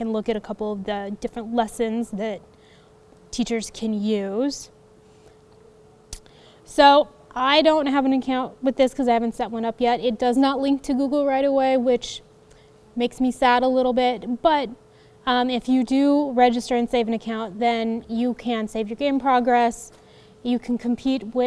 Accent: Colorado, United States; I'm from Colorado

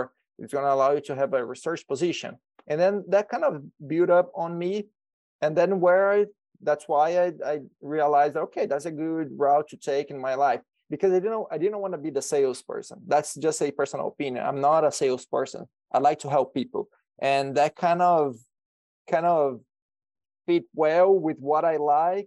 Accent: Brazil; moved away as an adult; also born or lived in Alabama, United States; now in Nebraska, United States; I'm originally from Brazil, so I was born in Brazil. And in 2019, I came here to the U.S.

